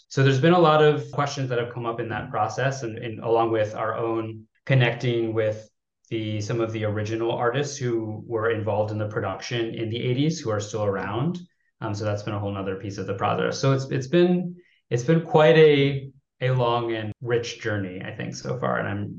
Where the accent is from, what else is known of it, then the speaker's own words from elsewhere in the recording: United States; also born or lived in China; as an American director